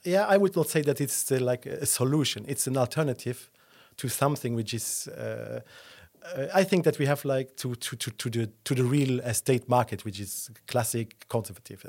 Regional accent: Esch-sur-Alzette, Luxembourg; also born or lived in Dudelange; now in Luxembourg City, Luxembourg; I was born in Dudelange, and then I grew up in Escherichia Alzett, and then I moved, uh, to the city when I was, uh, twenty

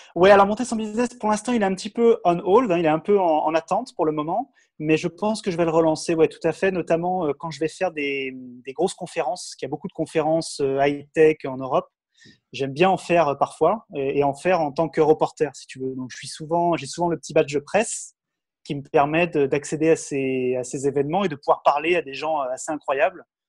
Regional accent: France; j'ai 35 ans, je suis français

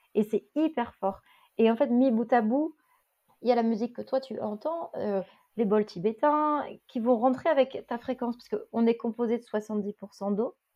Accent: Lille, Hauts-de-France, France; J'ai grandi à Lille

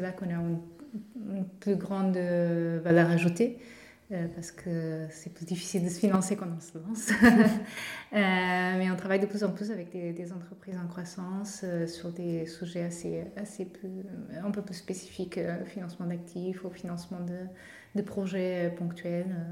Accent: Portugal; accent: Portuguese; French is a second language; now in Nantes, France; je suis portugaise, de mon accent

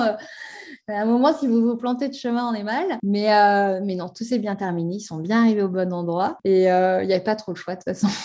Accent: France; also born or lived in Haute-Savoie; chez nous en France

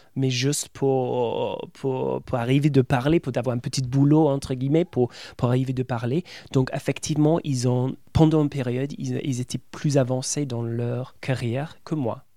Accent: England, United Kingdom; French is a second language; moved away as an adult; now in France; Dès que j'ouvre mon bouche, ils savent que je suis anglais

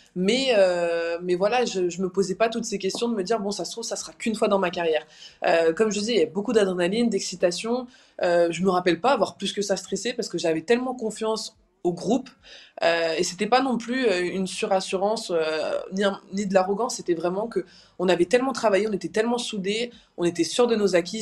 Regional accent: Brest, Brittany, France; à Brest dans ma ville natale

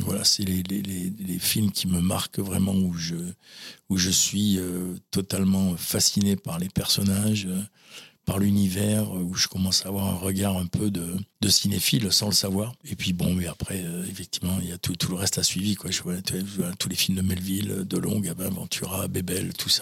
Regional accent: La Teste-de-Buch, Nouvelle-Aquitaine, France; also born or lived in Talence; j'ai grandi euh, à la teste de Buc

